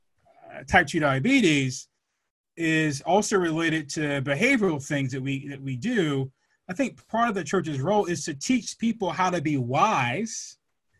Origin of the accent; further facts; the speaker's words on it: Atlanta, Georgia, United States; I grew up in Atlanta